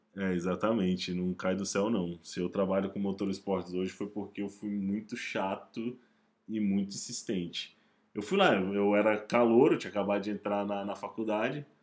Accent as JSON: {"language": "Portuguese", "country": "Brazil", "said": "um cara do Brasil"}